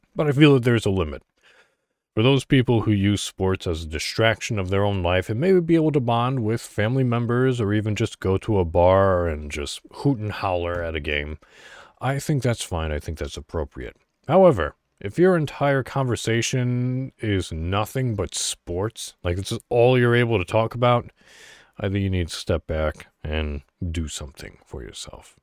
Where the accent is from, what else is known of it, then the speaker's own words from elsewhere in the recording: Illinois, United States; I'm from Illinois, so, you know, Chicago all the way.